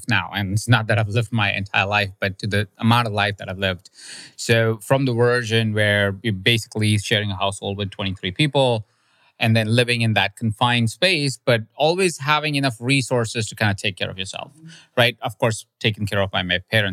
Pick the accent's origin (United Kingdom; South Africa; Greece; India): India; moved away; I grew up in India